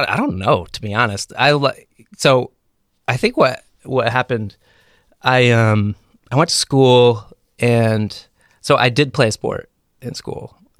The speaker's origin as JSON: {"language": "English", "town": "Brewster", "region": "New York", "country": "United States", "tie": "born or raised there", "said": "I grew up in a town called Brewster."}